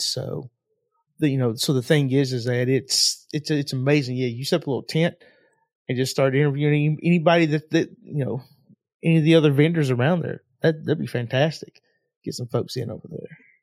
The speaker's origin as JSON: {"language": "English", "town": "Knoxville", "region": "Tennessee", "country": "United States", "said": "I'm from Knoxville, Tennessee"}